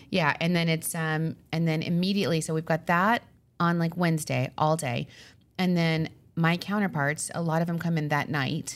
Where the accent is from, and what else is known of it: Long Island, New York, United States